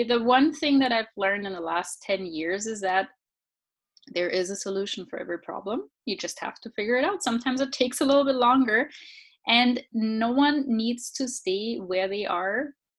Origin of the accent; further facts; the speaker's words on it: Southern Germany, Germany; I grew up in Germany, southern Germany.